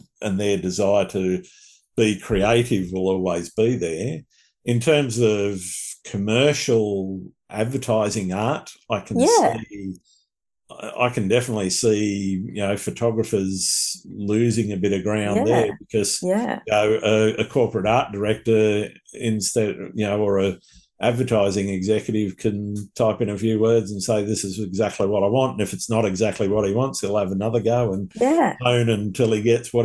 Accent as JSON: {"language": "English", "country": "Australia", "accent": "Australian", "said": "my Australian accent"}